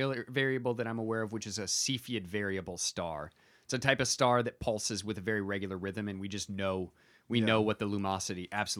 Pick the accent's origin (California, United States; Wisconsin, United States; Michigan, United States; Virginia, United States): Michigan, United States; From Michigan. That's my home state.